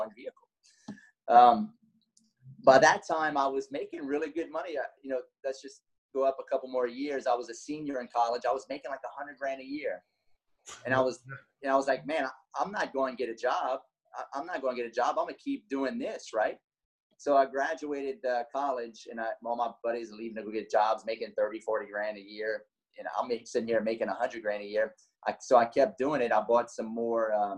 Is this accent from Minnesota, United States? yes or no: no; Lafayette, Louisiana, United States; I'm from Lafayette, Louisiana, 38 years old